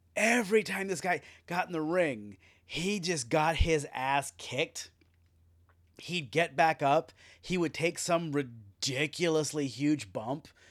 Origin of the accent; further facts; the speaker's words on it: United States; As we're American fans